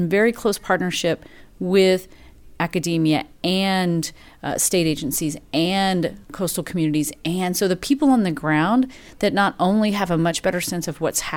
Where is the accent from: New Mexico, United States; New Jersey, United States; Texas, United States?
Texas, United States; Lake Jackson; I grew up in Lake Jackson, Texas, not directly on the coast, but coastal enough